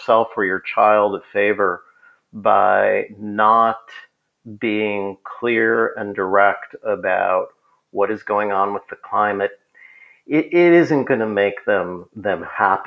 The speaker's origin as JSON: {"language": "English", "town": "Minneapolis", "region": "Minnesota", "country": "United States", "tie": "born or raised there", "said": "I grew up in Minneapolis"}